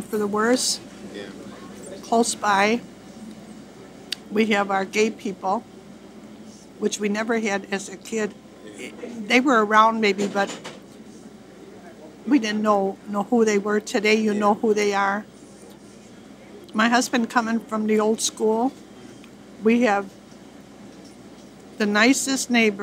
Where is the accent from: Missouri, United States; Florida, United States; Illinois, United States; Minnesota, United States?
Illinois, United States; Chicago; I was born and raised on Lakewood 75 years ago.